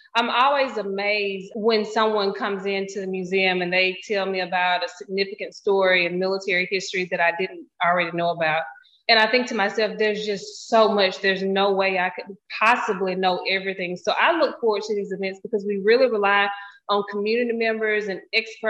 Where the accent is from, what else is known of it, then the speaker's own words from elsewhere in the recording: Cypress Creek, United States; now in Hattiesburg, United States; I'm from Cypress Creek. It's a little small town. So I could never not say that that's where I'm from because that's where I went to high school